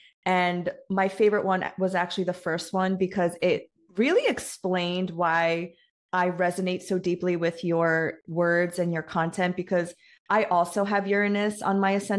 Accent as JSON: {"language": "English", "region": "New York", "country": "United States", "tie": "born or raised there", "said": "I grew up in New York."}